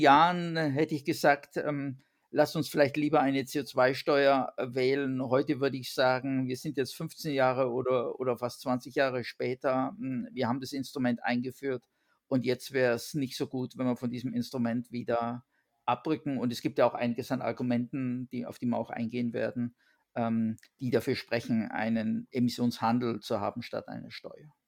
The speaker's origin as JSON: {"language": "German", "area": "Allgäu", "region": "Bavaria", "country": "Germany", "tie": "born or raised there", "moved": "yes", "lives_now": "France", "said": "ich komme ja ursprünglich aus Bayern ähm, und bin sozusagen in 850 Meter Höhe geboren äh, mit den 2000ern vor der Nase, äh, im, also im Allgäu, im Voralpengebiet"}